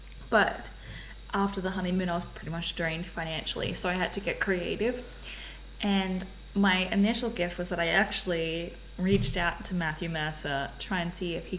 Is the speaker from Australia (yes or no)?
yes; Australia; I'm a rando from Australia